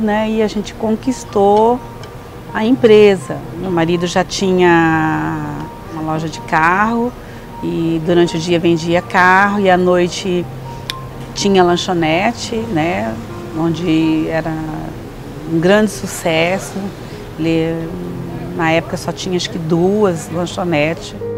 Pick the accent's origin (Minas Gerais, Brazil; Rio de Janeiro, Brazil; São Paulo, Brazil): São Paulo, Brazil; Pacaembu; also born or lived in Adamantina; now in Osvaldo Cruz, Brazil; E eu nasci em Adamantina, mas fui criada em Pacaembu